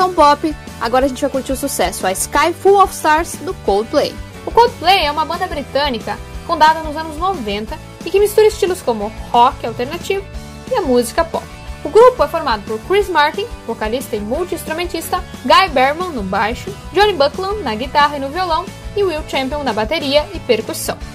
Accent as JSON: {"language": "Portuguese", "town": "Passo Fundo", "region": "Rio Grande do Sul", "country": "Brazil", "tie": "born or raised there", "said": "cidade de Passo Fundo, né? Minha cidade natal"}